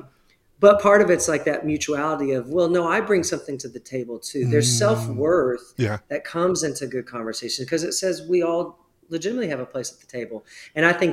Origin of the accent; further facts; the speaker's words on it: Texas, United States; I grew up pretty rural in Texas